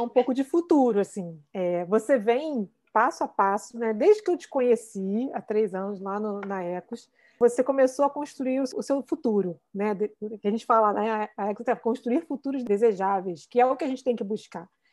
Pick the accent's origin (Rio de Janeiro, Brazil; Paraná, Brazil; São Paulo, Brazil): Rio de Janeiro, Brazil; eu tô aqui, eu nunca saí do Rio de Janeiro